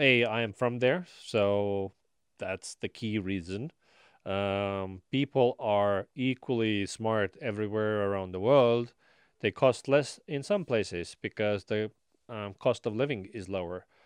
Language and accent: English; Estonia; now in Austin, United States; I am from Estonia, so you know there's family there's friends